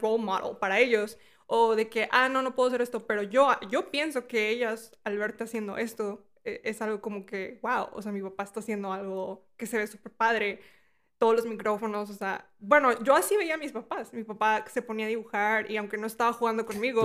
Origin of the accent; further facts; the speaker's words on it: Mexico; now in United States; Yo cuando vivía en México, o sea, yo soy de México, mi abuela vivía aquí